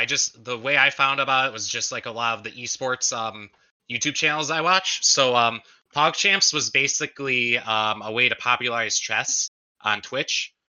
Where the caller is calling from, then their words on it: Austin, Texas, United States; I'm from Austin.